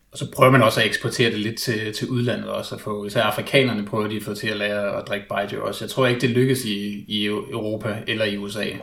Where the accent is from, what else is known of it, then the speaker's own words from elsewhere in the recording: Denmark; at være dansker